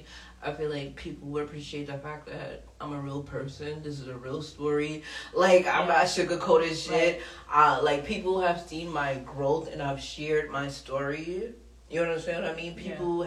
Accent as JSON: {"language": "English", "town": "New York City", "region": "New York", "country": "United States", "said": "I'm from Southside Jamaica, Queens, in real life."}